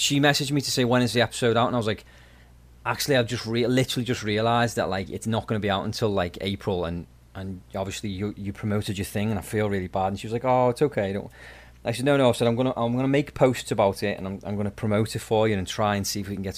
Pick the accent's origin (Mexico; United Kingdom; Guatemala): United Kingdom; England; now in Nova Scotia, Canada; I'm from England